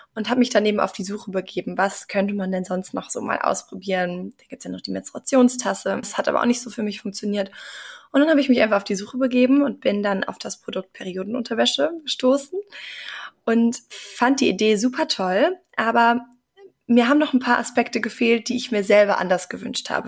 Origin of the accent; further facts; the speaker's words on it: Bonn, North Rhine-Westphalia, Germany; moved away as an adult; also born or lived in Mannheim / Norway; ich komme ursprünglich aus Bonn, habe da mein Abitur gemacht